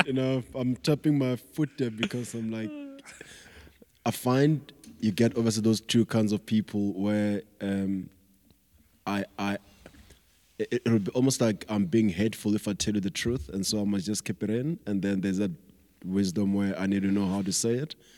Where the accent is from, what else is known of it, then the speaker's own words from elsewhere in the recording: Giyani, Limpopo, South Africa; now in Pretoria, South Africa; I grew up in Giyani, uh, that's in Limpopo